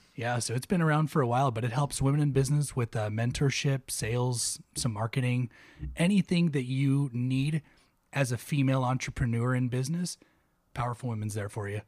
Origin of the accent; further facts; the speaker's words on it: Oxnard, California, United States; moved away as an adult; also born or lived in Ventura, California / West Texas; I was uh, born and raised in Oxnard. Went Oxnard High